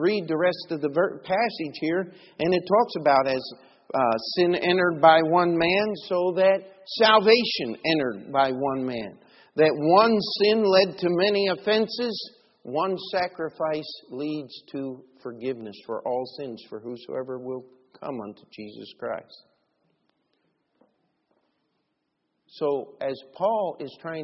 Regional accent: United States; I'm an American

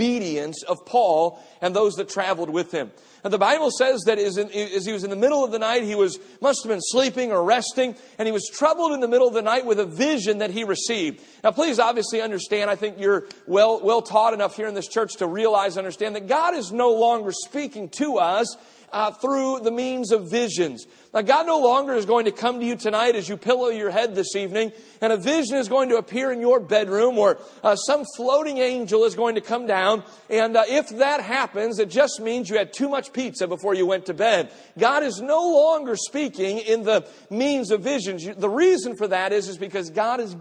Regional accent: Cleveland, Ohio, United States; I grew up in an urban type of a community. My family and I grew up on West 128th Street in the city of Cleveland.

